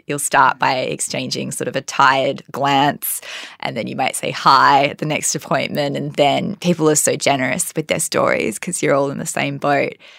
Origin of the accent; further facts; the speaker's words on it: Perth, Western Australia, Australia; moved away; I'm from Perth